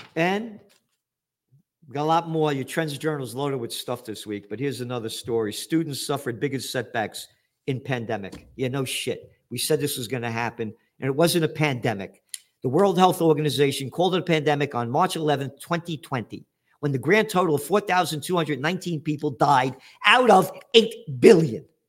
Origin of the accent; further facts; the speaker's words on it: United States; as an American